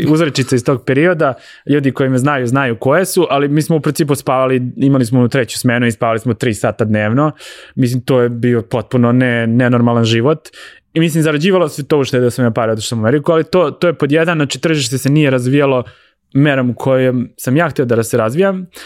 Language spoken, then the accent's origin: Croatian; Ivanjica, Moravica District, Serbia; also born or lived in Belgrade, Serbia; now in United States; ja sam došao iz Ivanjice u Beograd, u Beogradu sam već ostvario neko ime